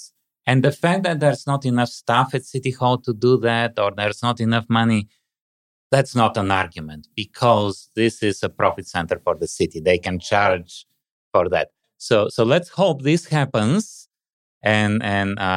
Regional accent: Bulgaria; now in Canada; I come from Bulgaria

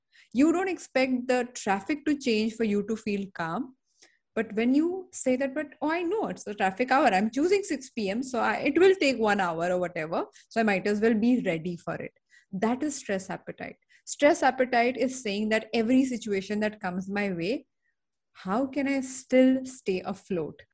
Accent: Mumbai, Maharashtra, India; I'm born and brought up in Bombay

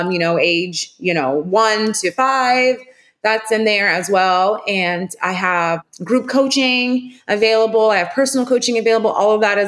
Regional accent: Charleston, United States; now we do deliveries. So anywhere locally, Charleston, we're delivering

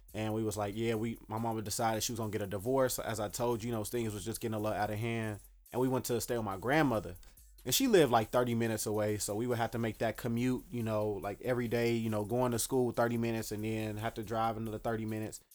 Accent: Dallas, Texas, United States; now in Chicago, United States; originally I grew up in Dallas, Texas.

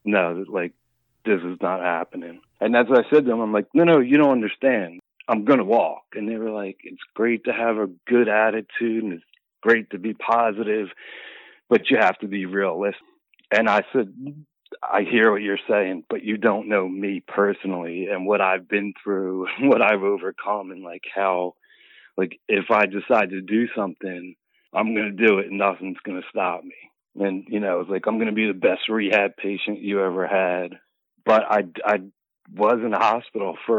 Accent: Philadelphia, Pennsylvania, United States; Philly, all 54 years in Philadelphia, born and raised

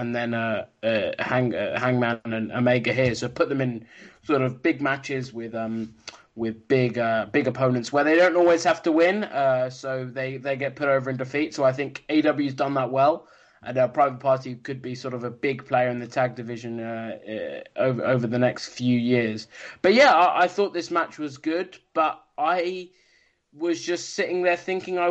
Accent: United Kingdom; as a Brit

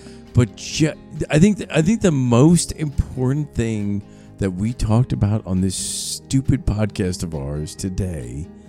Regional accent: New York City, New York, United States; moved away; I grew up in New York City. There was no wildlife or nature.

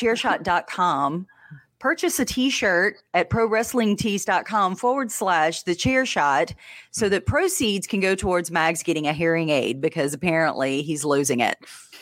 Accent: Louisiana, United States; accent: Louisiana redneck

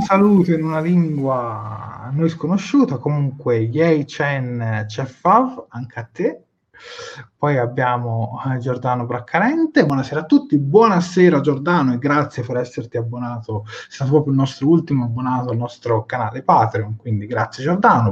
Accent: Prato, Tuscany, Italy; io sono di Prato

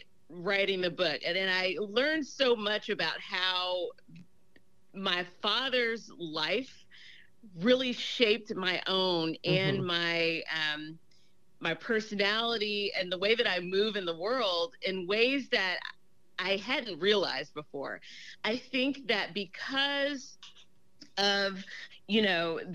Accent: Memphis, Tennessee, United States; moved away as an adult; also born or lived in Northern Virginia; I grew up in Memphis. I mean, my formative years were spent there.

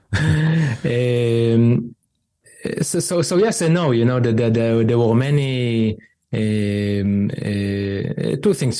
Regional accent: Israel; growing up in Israel

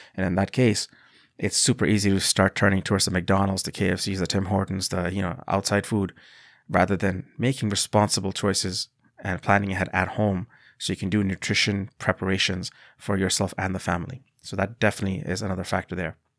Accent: Bangladesh; moved away; I come from a country called Bangladesh

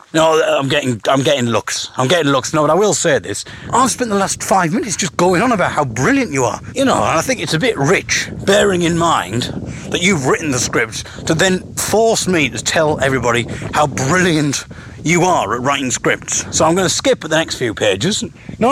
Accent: Teesside, North East England, United Kingdom; now in Sheffield, United Kingdom; I'm from Teesside originally.

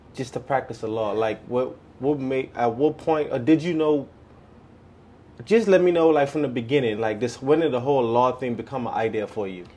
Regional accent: Bahamas; now in United States; I'm from the Bahamas and I am in the process of getting my residency right now

